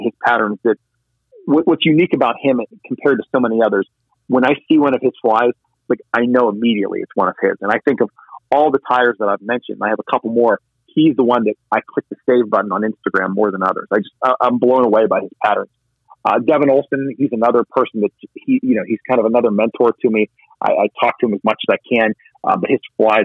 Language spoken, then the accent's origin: English; Pennsylvania, United States; a fellow Pennsylvania fly tire and fly fisher